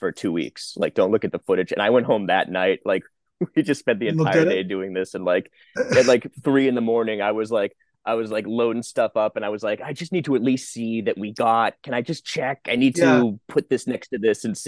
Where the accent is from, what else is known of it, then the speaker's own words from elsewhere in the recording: Boston, Massachusetts, United States; moved away; I'm from Boston, Massachusetts